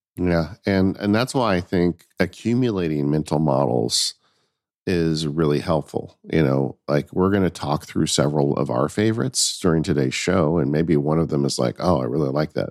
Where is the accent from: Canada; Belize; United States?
United States; Southern California; I grew up in Southern California.